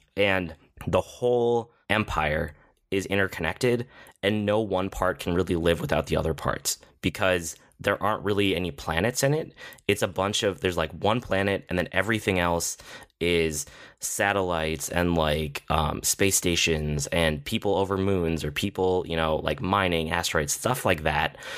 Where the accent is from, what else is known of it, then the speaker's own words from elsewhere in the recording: United States; I'm American